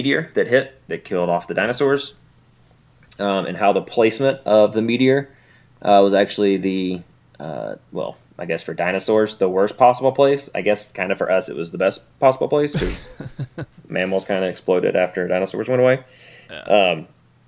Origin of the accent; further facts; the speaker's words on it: Alabama, United States; I'm from Alabama